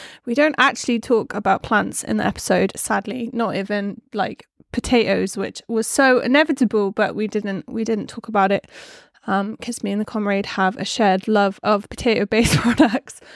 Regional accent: England, United Kingdom; I'm from England

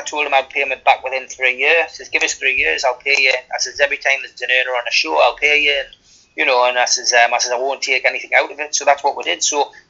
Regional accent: South Shields, North East England, United Kingdom; born there; my hometown on the South Shields. Although I never lived there, I was born there.

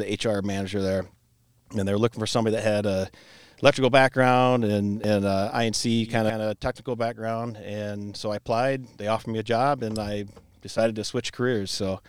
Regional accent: Cedar Rapids, Iowa, United States; I'm kind of local dude. I was born here in Cedar Rapids, lived and grew up in Cedar Hills. My mom remarried after my dad passed when I was a kid. Moved to Ely, so I've been kind of local my whole life.

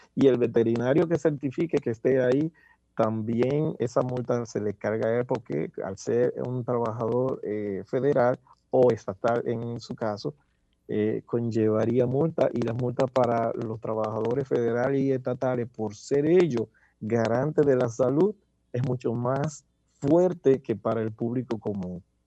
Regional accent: Dominican Republic; moved away as an adult; now in Pennsylvania, United States; trabajé como muchos dominicanos que tenemos que buscar de qué vivir

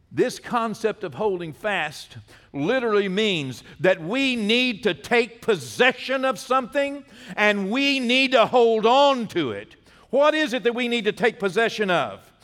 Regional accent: Texas, United States; I'm from Texas

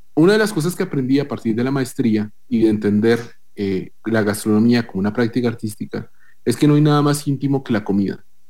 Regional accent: Bogotá, Colombia; also born or lived in Tolima; now in Costa Rica; yo soy de Bogotá, o sea, yo nací en Bogotá, pero mi familia es más de, eh, digamos, de la del centro norte del país, que es de la región del Tolima

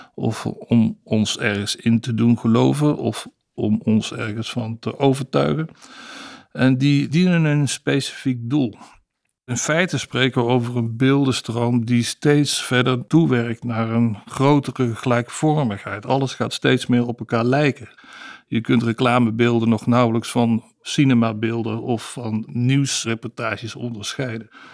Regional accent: Amsterdam, North Holland, Netherlands; Ik kom uit Amsterdam

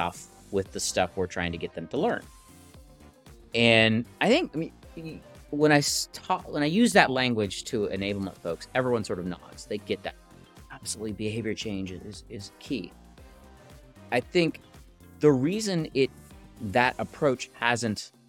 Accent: Texas, United States; I'm from Texas. I'm in a little town called Dripping Springs outside of Austin

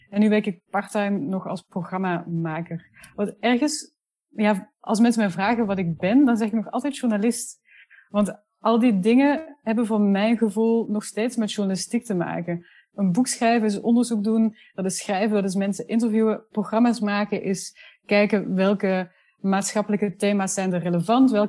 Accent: Netherlands; accent: Flemish; now in Brussels, Belgium; ben uh, Nederlandse, maar dat hoor je niet zo heel goed meer, want ik woon al tien jaar in Brussel en ik heb een behoorlijk Vlaams accent gekregen.

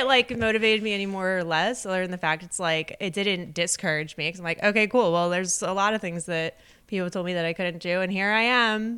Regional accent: Delaware County, Pennsylvania, United States; also born or lived in Exton, Pennsylvania; I grew up in Delco

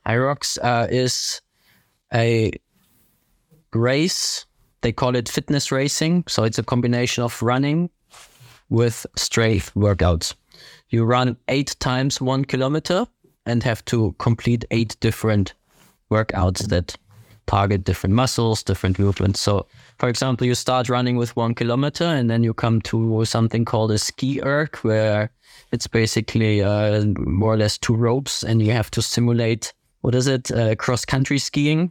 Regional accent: Ingolstadt, Bavaria, Germany; English is a second language; now in Herzogenaurach, Germany; I am from Ingolstadt in Germany, southern Germany. Currently live in Herzogenaurach, close to Nuremberg.

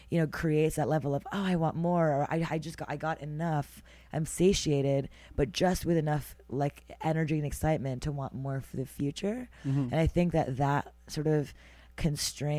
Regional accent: Montreal, Quebec, Canada; now in New York City, United States; I was born and raised in Montreal, Canada

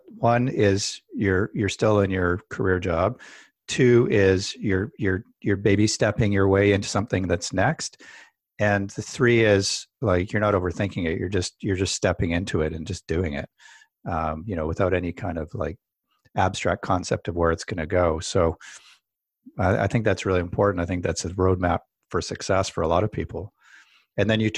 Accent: Canada; I'm a Canadian

